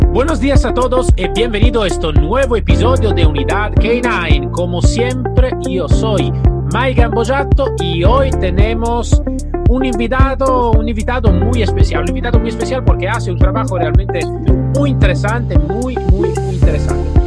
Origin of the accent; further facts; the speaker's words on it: Italy; Spanish is a second language; yo soy italiano